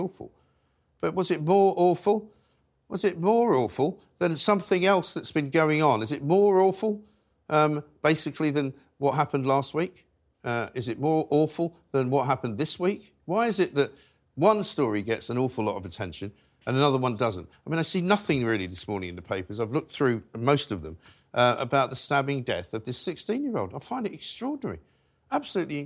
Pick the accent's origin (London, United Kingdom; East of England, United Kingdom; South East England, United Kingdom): London, United Kingdom; where I was raised in North London